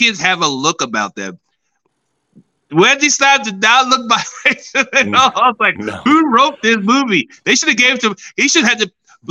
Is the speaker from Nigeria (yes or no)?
yes; Nigeria; I'm Nigerian